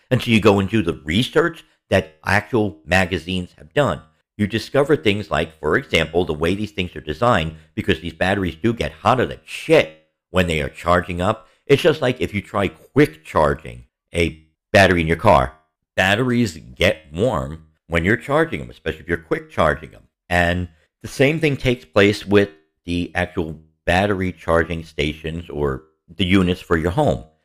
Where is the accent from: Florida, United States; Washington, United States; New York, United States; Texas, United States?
New York, United States; New York City; growing up in the Bronx.